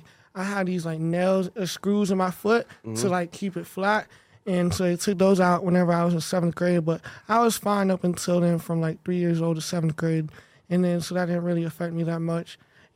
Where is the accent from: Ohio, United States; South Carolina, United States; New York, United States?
South Carolina, United States; South Carolina. I'm only like 20 minutes from Charlotte.